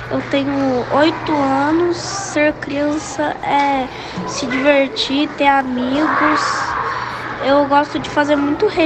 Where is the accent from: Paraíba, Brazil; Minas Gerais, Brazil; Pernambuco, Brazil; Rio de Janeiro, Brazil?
Minas Gerais, Brazil; Uberlândia; eu tenho 9 anos eu sou da cidade de, de Uberlândia